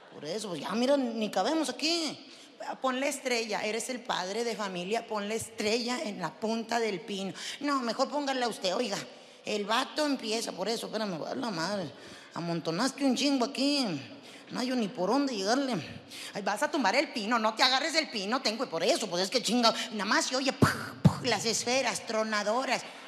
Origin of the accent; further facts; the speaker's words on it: Zacatecas, Mexico; yo soy de Zacatecas